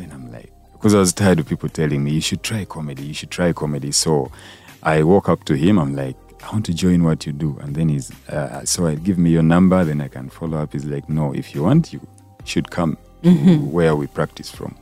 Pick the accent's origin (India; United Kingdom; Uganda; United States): Uganda; Kampala; I grew up in uh, a place called Nakawa Quarters